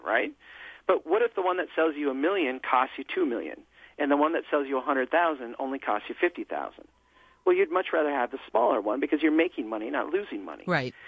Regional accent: Brainerd, Minnesota, United States; here in my hometown

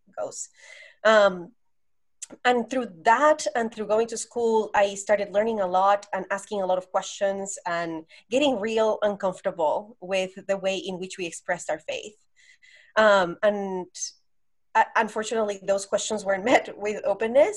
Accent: Colombia; moved away as an adult; also born or lived in Las Vegas; now in San Diego, United States; So I'm from Colombia. I was born and raised in Colombia, the country.

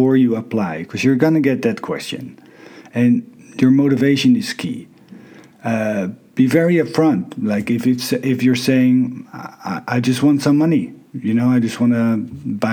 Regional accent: Netherlands; moved away as an adult; also born or lived in Canada / Thailand / China; I'm from Holland

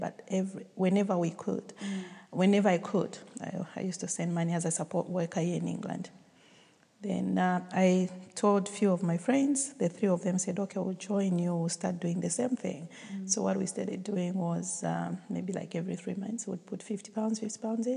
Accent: Zambia; now in United Kingdom; I'm from Zambia. Yes, and I went to Zambia after about 7 years of living in the UK

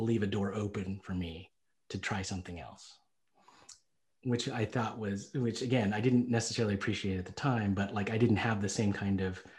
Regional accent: the South, United States; And you know, growing up in the South, like, again, I you know, people might have said things to me.

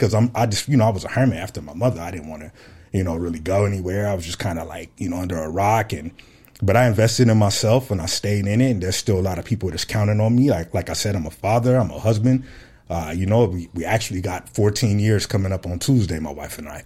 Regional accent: Fresno, California, United States; moved away as an adult; now in Phoenix, United States; I'm from Fresno, California, born and raised

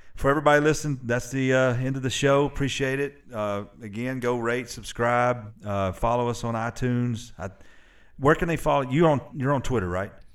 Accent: Murfreesboro, Tennessee, United States; also born or lived in Alabama; I spent the majority of my life in Middle Tennessee

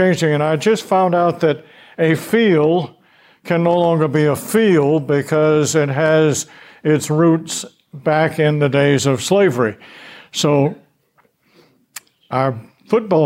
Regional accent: Louisiana, United States; moved away; also born or lived in Knoxville, Tennessee; I came from Louisiana.

